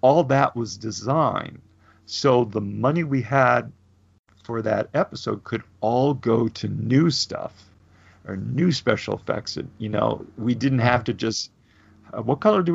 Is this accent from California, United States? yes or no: yes; Burbank, California, United States; growing up in Burbank